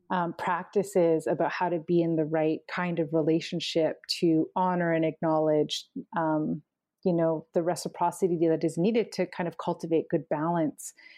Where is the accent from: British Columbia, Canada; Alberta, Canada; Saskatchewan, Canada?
British Columbia, Canada; Canim Lake, central interior of; from Seskin, which is, um, in the central interior of the province known as British Columbia.